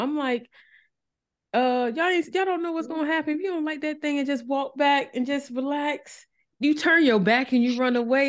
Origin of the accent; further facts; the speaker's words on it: Norfolk, Virginia, United States; I grew up in North, we like Norfolk, Virginia